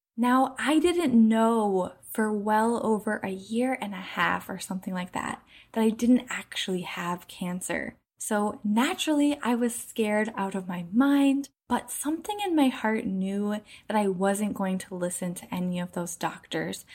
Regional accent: Minneapolis, Minnesota, United States; I grew up in Minneapolis, where there's lots of lakes, over ten thousand apparently

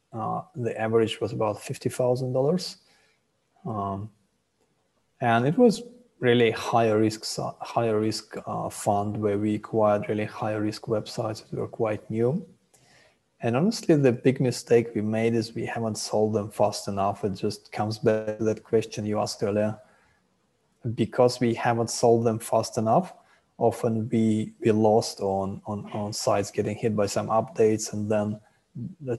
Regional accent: Russia; moved away as an adult; also born or lived in Israel / Haifa, Israel; now in Thailand; I was born in Russia, and then our family moved to Israel after I finished high school.

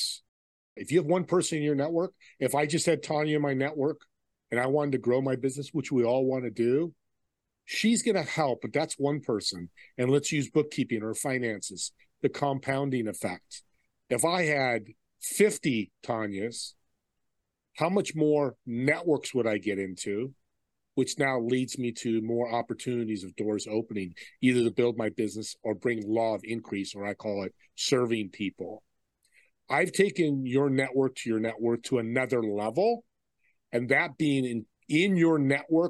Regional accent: Saratoga, California, United States; I grew up in San Jose, California, a city called Saratoga.

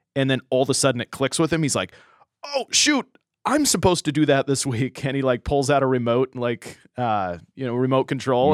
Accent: San Diego, California, United States; growing up in the San Diego area, Shadow Mountain Church

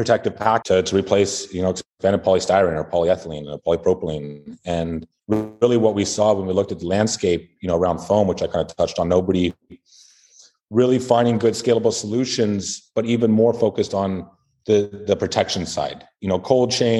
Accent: California, United States; I grew up in California

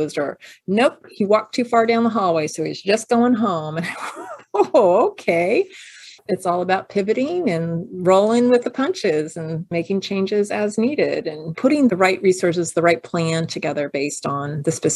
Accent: Pasadena, California, United States; when I was a kid, I grew up over in Pasadena

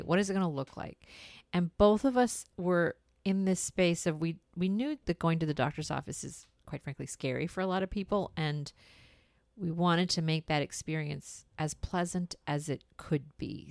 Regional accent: India; moved away; We're from India

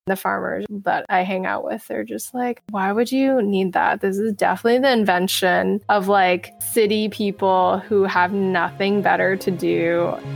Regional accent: United States; being American

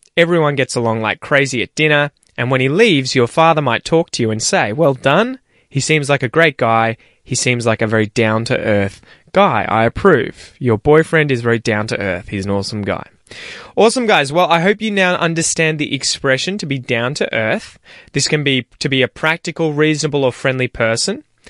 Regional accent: Australia; accent: general Australian; I have a general Australian accent

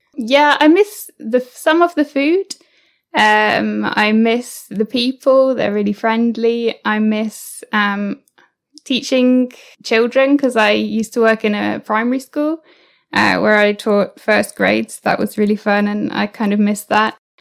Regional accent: United Kingdom; also born or lived in New Zealand / Mexico; I'm now I'm back in the UK.

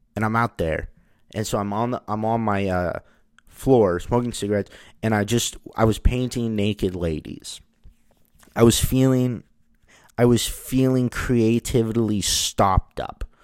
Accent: United States; I'm an American

